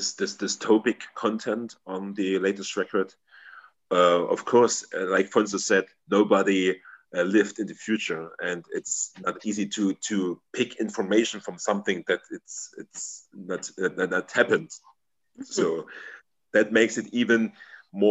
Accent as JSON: {"language": "English", "country": "Germany", "tie": "born or raised there", "first_language": "German", "second_language": "English", "said": "here in my hometown"}